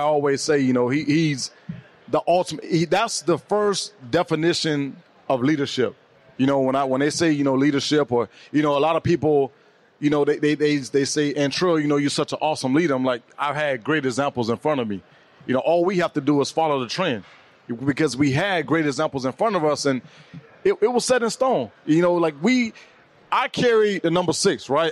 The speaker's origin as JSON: {"language": "English", "town": "Miami", "region": "Florida", "country": "United States", "tie": "born or raised there", "moved": "as an adult", "said": "I'm born and raised in Miami."}